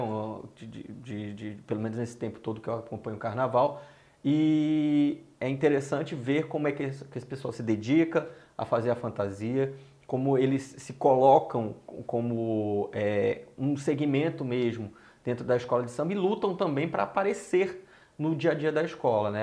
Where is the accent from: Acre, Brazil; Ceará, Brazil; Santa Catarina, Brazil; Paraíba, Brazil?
Ceará, Brazil; moved away as an adult; now in Rio de Janeiro, Brazil; desde que eu cheguei ao Rio, sou cearense